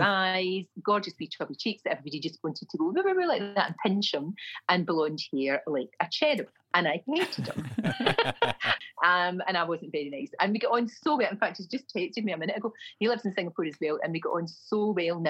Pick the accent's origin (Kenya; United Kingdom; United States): United Kingdom; Glasgow, Scotland; accent: Glasgow; moved away; My accent was offensive, my Glasgow accent.